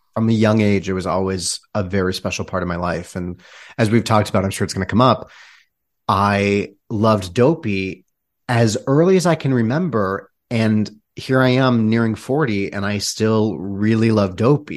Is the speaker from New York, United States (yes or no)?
no; Michigan, United States; I was born and raised in Michigan